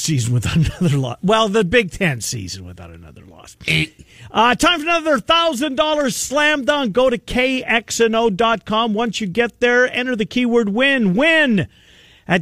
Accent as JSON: {"language": "English", "town": "Winnipeg", "region": "Manitoba", "country": "Canada", "tie": "born or raised there", "moved": "yes", "said": "In my hometown of Winnipeg"}